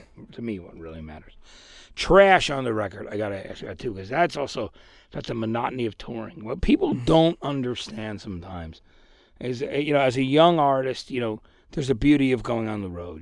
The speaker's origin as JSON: {"language": "English", "region": "New Jersey", "country": "United States", "said": "I'm from New Jersey"}